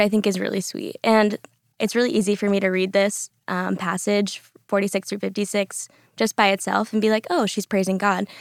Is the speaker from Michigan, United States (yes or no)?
no; the Panhandle of Florida, United States; moved away as an adult; also born or lived in Orlando, Florida; now in Dallas, United States; I am from the Panhandle of Florida